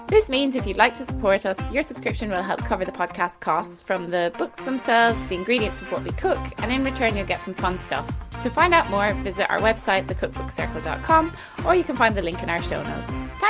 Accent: Ireland; moved away; I was saying hello to you from the motherland. Oh, my accent is going to be about 3 times stronger during this podcast.

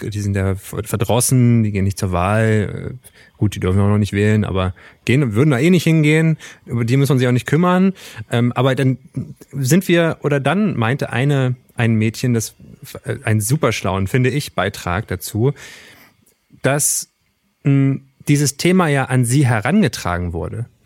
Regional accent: East Germany, Germany; wir kommen ja beide aus dem Osten oder sind beide im Osten sozialisiert worden

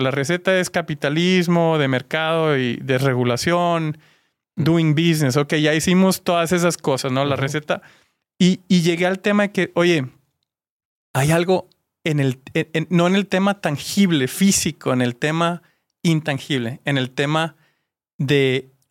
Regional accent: Mexico; compartimos como mexicanos

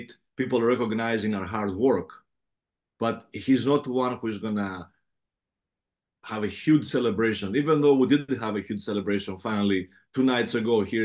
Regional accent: Athens, Attica, Greece; accent: heavy Greek accent; English is a second language; also born or lived in Patras, Greece / Los Angeles, United States; now in New York, United States; I'm a Peloponnesian, but Athens is where I grew up.

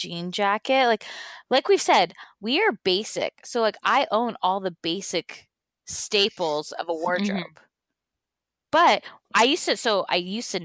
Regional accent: Orange County, California, United States; I've lived in Orange County, basically. Like, I grew up in Orange County

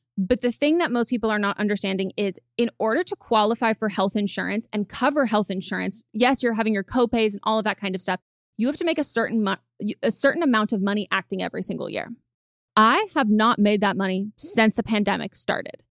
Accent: California, United States; growing up in California

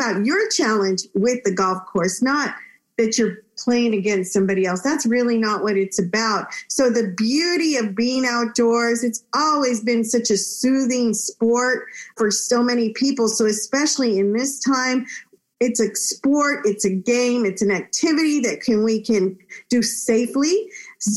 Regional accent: Texas, United States; also born or lived in Monterrey, Mexico; I am an immigrant from Mexico, Northern Mexico, Monterrey. I was born in Monterrey. My parents brought me to live in Texas, where I enjoyed growing up in such a bilingual, bicultural state

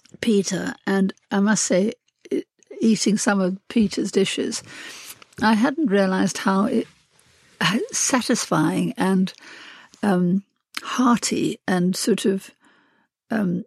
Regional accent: South Africa; when I was a child, I was brought up in South Africa

